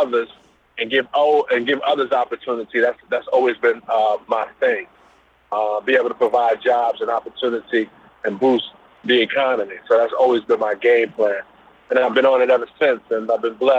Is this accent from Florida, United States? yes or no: no; New York City, New York, United States; moved away as an adult; now in Delaware, United States; I was born and raised in Brooklyn, Kings County Hospital, and grew up in Brooklyn